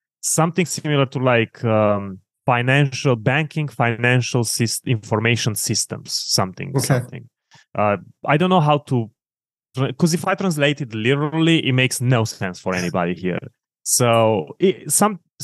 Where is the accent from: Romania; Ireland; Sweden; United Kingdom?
Romania; Oradea, Bihor County; accent: Eastern European; English is a second language; moved away as an adult; also born or lived in Timișoara, Romania; now in United States; I grew up on the west part of the country in a big city called Oradea, a few miles from the border with Hungary.